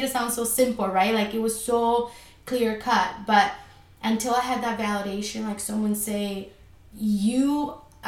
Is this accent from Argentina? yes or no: yes; Argentina; moved away; I'm originally from Argentina, so I'm Latina